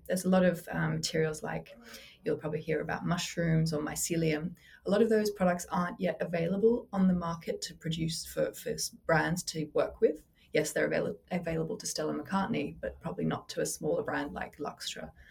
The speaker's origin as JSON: {"language": "English", "country": "Australia", "tie": "born or raised there", "moved": "yes", "lives_now": "London, United Kingdom", "said": "I grew up in Australia, but I'm based in London."}